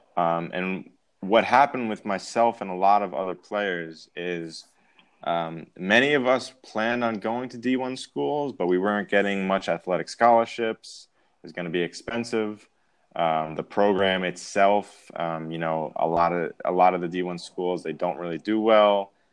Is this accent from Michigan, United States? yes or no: no; Massapequa Park, New York, United States; moved away as an adult; also born or lived in Mongolia; now in Hamburg, Germany; I'm from Massapequa Park, New York, uh, Long Island